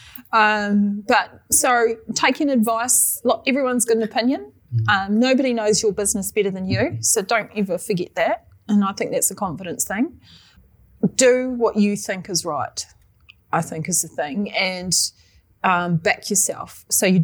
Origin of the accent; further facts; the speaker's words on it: New Zealand; The New Zealand tech scene, we're very Kiwi-ish